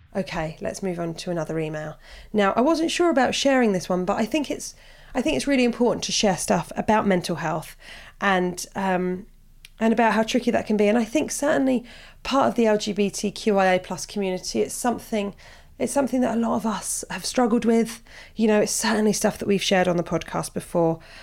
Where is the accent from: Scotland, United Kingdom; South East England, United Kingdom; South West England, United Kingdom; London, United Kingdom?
South East England, United Kingdom; Portsmouth; I'm from Portsmouth